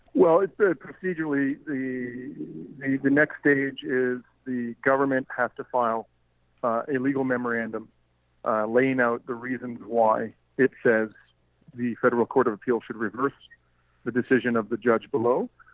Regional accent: Canada; as a Canadian

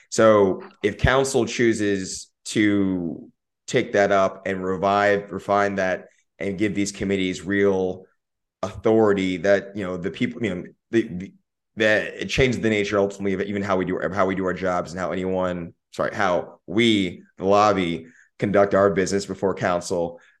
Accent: Austin, Texas, United States; I lived I grew up in South Austin in the, in the four five

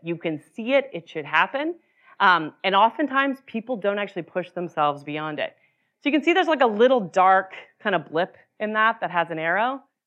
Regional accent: Utah, United States; moved away; I grew up in Utah

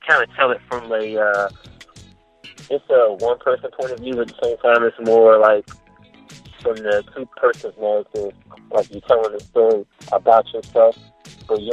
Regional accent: Cincinnati, Ohio, United States; also born or lived in Maryland; now in Washington, D.C., United States; I reside from the DMV. I'm originally from Cincinnati. I moved from the United to Maryland and from Maryland to DC.

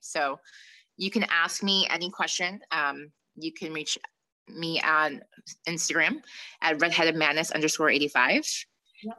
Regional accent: Long Island, New York, United States; we're from Long Island

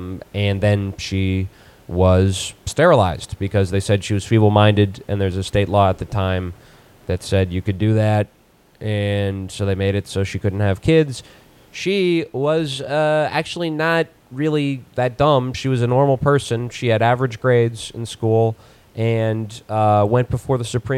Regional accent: Virginia, United States; moved away; Virginia, my home state originally

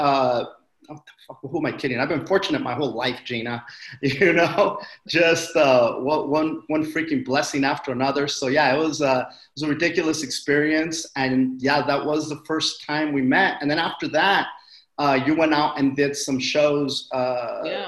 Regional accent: Wilmington, California, United States; I am from a town called Wilmington, California, over in the South Bay, a harbor area

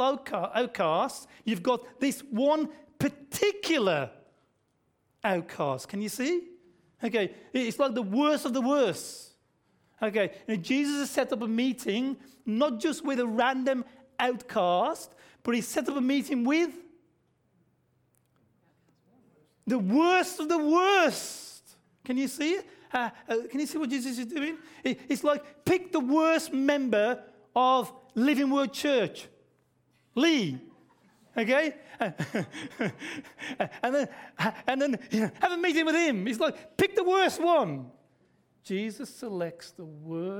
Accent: Australia; accent: Aussie; When I speak, it's obvious I'm an Aussie

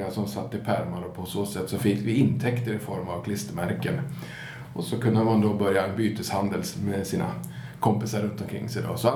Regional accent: Gävle, Gävleborg County, Sweden; Jag är född i Gävle och, ja. och äkta Gävlebo.

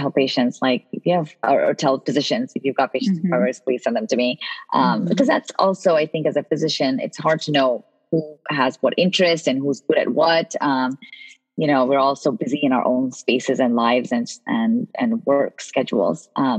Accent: Connecticut, United States; also born or lived in India; You know, I grew up in the East Coast. When I immigrated from India at age 12, I moved to Connecticut, where my aunt was.

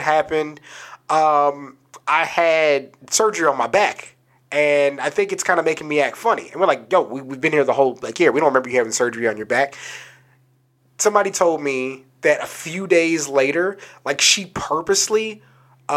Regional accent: San Antonio, Texas, United States; we're kids growing up in San Antonio

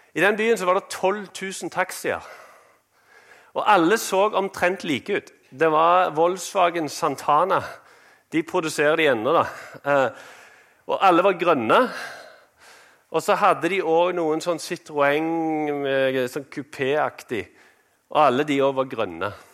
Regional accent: Norway; moved away as an adult; vi kom fra Norge

